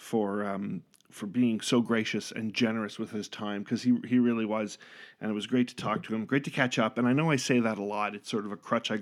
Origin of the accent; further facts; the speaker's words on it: Canada; now in United States; I'm Canadian, but I'm living in the States.